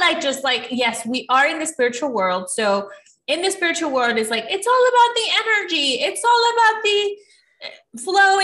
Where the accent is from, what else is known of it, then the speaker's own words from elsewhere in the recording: Ecuador; moved away; I'm from Ecuador, and when I moved to this country